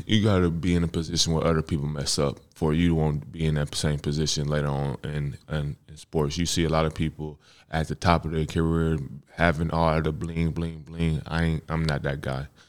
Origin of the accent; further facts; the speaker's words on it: Texas, United States; I'm from Texas